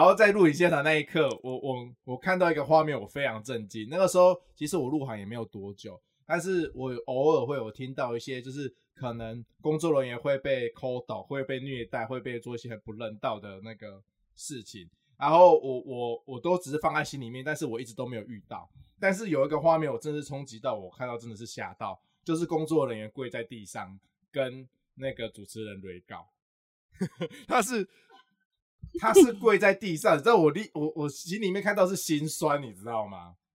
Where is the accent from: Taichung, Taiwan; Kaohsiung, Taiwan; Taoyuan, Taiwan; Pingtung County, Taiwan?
Pingtung County, Taiwan; moved away as an adult; now in Taipei, Taiwan; 而且我刚上台北，我是屏东人